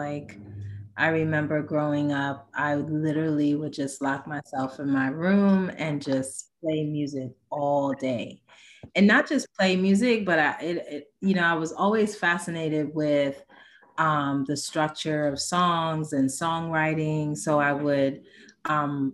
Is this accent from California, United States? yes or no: no; New York City, New York, United States; moved away as an adult; now in Wilmington, United States; not my hometown, because I grew up in the Bronx in New York, but I have the town that I claim because I moved here when I was 21